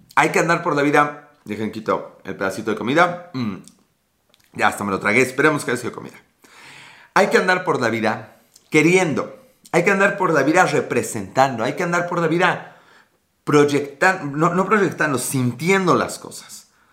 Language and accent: Spanish; Puebla, Mexico; Puebla, Puebla, México